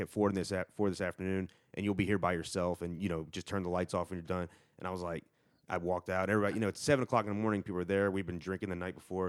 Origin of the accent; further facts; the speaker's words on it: near Charlotte, North Carolina, United States; I grew up near Charlotte